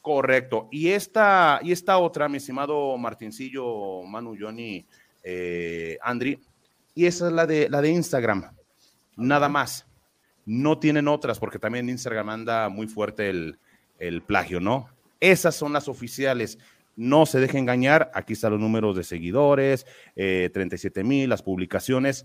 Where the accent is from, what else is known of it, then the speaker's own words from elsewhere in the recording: Mexico; Contento como mexicano